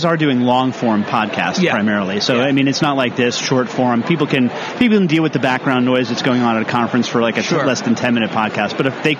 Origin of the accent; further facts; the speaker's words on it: Long Island, New York, United States; I grew up on Long Island